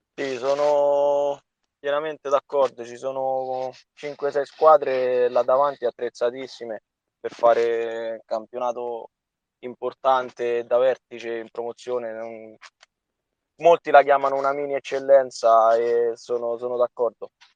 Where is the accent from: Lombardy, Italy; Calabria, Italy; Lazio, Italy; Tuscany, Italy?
Lazio, Italy; Soriano nel Cimino; io sono sorianese doc, quindi sono di Soriano. Ho fatto le giovanili alla Sorianese